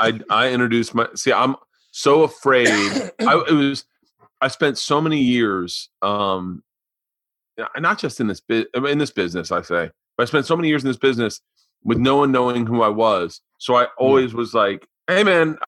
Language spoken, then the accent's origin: English; the South, United States; we're from the South